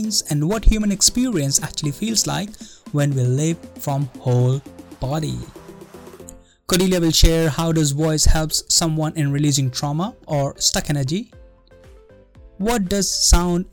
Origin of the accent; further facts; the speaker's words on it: India; moved away; I grew up in India, and when I used to grow up there